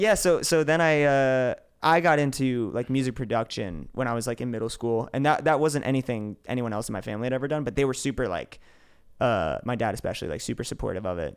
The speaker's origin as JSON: {"language": "English", "region": "New York", "country": "United States", "tie": "born or raised there", "said": "I grew up in New York. I didn't even grow up in the city"}